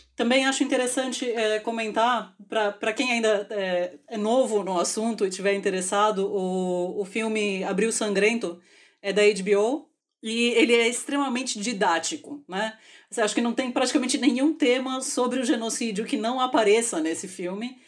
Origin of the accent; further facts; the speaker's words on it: Brazil; como brasileira